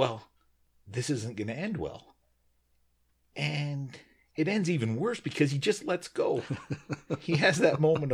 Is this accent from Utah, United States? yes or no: yes; Utah, United States; where we grew up in Utah